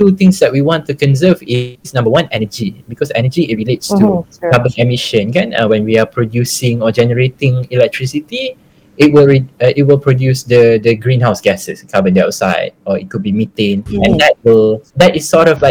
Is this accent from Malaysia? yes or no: yes; Malaysia; being Malaysian